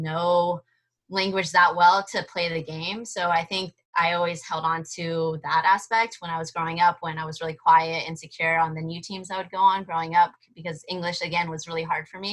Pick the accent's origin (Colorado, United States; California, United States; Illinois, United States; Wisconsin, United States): California, United States; Bay Area; first language Spanish and Portuguese; English is a second language; I grew up in the Bay Area